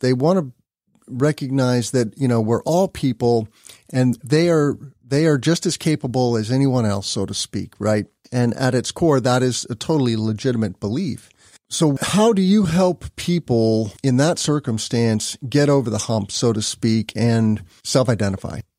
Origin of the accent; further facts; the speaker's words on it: Illinois, United States; my home state of Illinois